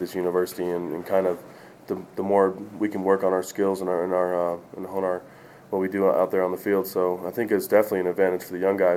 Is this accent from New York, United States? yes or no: no; Houston, Texas, United States; moved away; I'm from Houston, so it's a little farther south